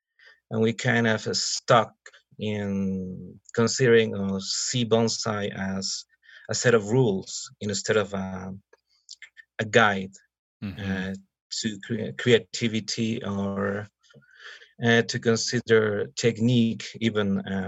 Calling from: Mexico City, Mexico; I am located in Mexico City.

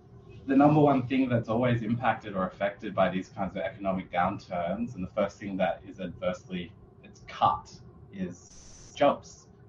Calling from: Perth, Western Australia, Australia; I'm joining everyone from Boorloo, Perth, which is part of the Whadjuk Noongar Boodja.

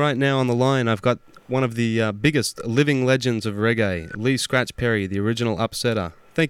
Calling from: Melbourne, Victoria, Australia; I'm calling from Melbourne, Australia.

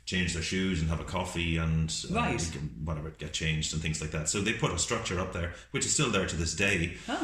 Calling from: Ireland; we're ringing from Ireland.

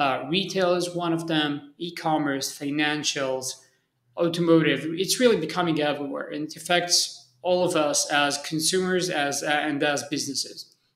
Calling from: Tel Aviv, Tel Aviv District, Israel; So I'm usually traveling, but I'm based in Tel Aviv, Israel. So I'm currently joining from Tel Aviv.

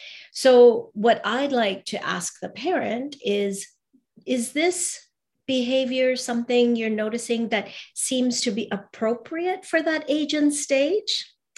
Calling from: Vancouver, British Columbia, Canada; Oh, so I'm in rainy today. Rainy Vancouver, British Columbia in Canada.

